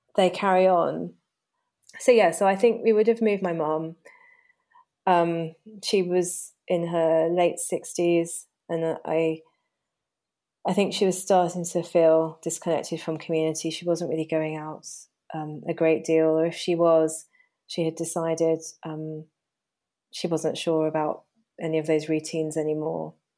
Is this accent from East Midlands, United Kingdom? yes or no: no; Hayes, London, United Kingdom; moved away as an adult; also born or lived in Surrey; now in Hampshire, United Kingdom; growing up in Hayes and quite a working-class environment